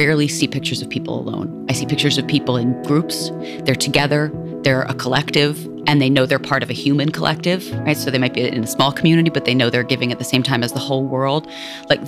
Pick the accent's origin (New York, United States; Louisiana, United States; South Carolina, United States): New York, United States; also born or lived in India / Massachusetts; I was raised in the Lower East Side and the East Village